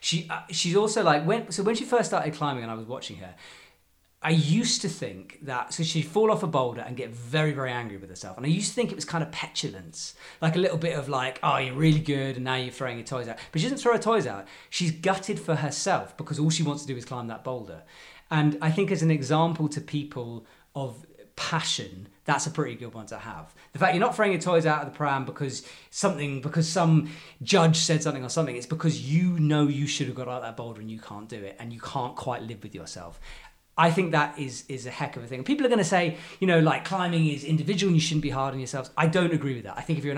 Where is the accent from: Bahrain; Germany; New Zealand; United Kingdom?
United Kingdom; I'm a British person